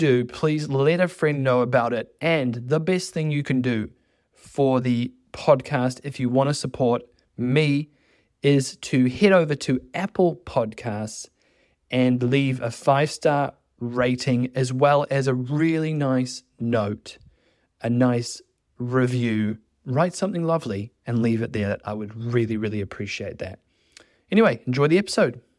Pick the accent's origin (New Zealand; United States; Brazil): New Zealand; now in France; you're an expat like me. I'm from New Zealand